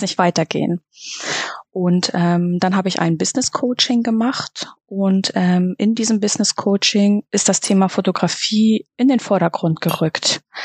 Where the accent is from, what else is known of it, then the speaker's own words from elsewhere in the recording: Reinbek, Schleswig-Holstein, Germany; ich komme aus Rheinbeek bei Hamburg. Das ist im schönen Schleswig-Holstein.